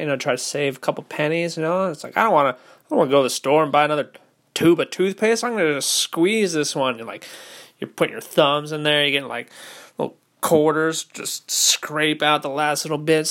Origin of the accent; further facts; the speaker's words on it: Orange County, California, United States; moved away; I didn't grow up poor, you know, I'm from Orange County